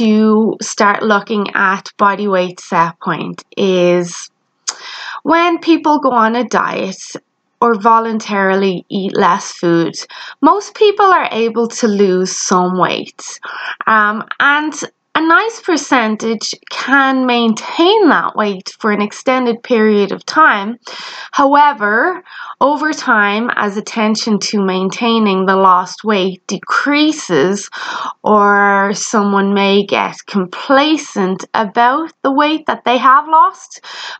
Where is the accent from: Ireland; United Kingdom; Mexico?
Ireland; You may have noticed I have an accent. Yes, I am Irish